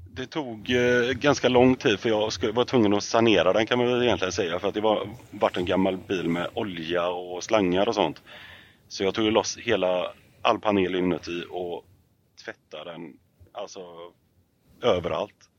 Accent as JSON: {"language": "Swedish", "country": "Sweden", "tie": "born or raised there", "said": "Jag är uppvuxen i Fagerfjäll och eh, Rönnen"}